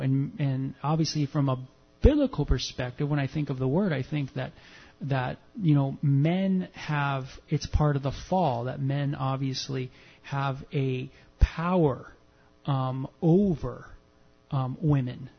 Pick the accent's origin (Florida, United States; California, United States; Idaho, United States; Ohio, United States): California, United States; Southern; as a man growing up in Southern California